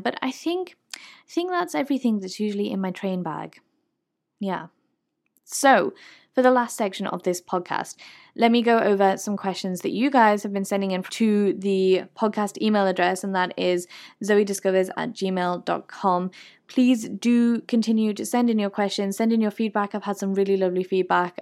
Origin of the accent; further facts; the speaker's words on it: United Kingdom; As a British person